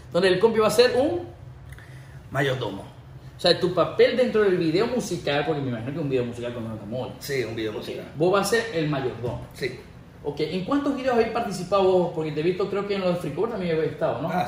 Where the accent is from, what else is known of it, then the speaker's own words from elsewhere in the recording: United States; Sí, sí sé que yo me crié aquí en Estados Unidos